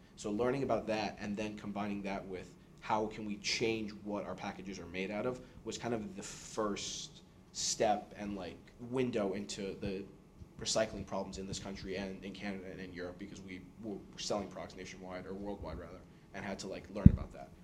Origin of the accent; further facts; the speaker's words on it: New York City, New York, United States; moved away as an adult; now in Boston, United States; born and raised in New York City, came to Boston for school.